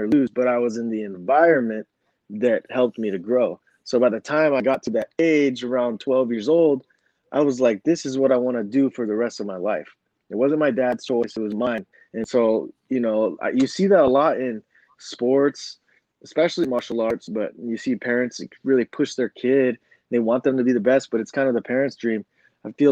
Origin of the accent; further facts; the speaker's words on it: Southern California, United States; SoCal is a great place for, it's a mecca of like a jiu-jitsu. There's a lot of good training gyms and stuff. So growing up there